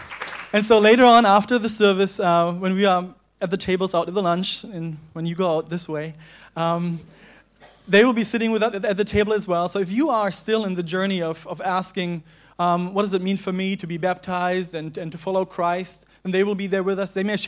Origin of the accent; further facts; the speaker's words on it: Germany; now in Hong Kong; Katie came from the U.S., I came from Germany. We met here, and we got married here.